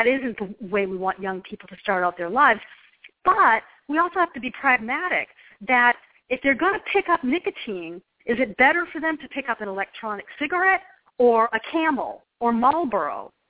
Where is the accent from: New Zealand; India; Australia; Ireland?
Ireland; I love potatoes, and I don't know if it's because I'm Irish, but I love potatoes.